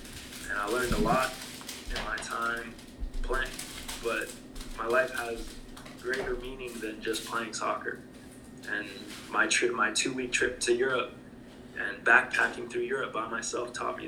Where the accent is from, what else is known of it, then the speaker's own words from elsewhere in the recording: Jackson, Mississippi, United States; I know that my family comes from, my family is originally from Jackson, Mississippi. We are from the South.